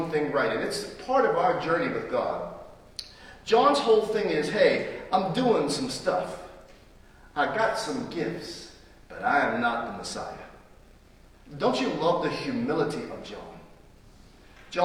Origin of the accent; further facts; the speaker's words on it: United States; I am an American and proudly so